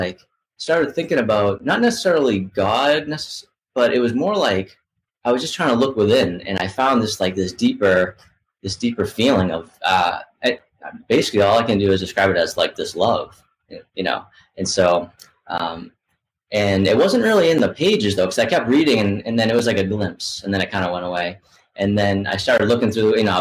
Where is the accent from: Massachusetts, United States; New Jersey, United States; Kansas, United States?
Massachusetts, United States; Boston; moved away as an adult; now in Asheville, United States; where I grew up in the Boston area. But now I live in Asheville, North Carolina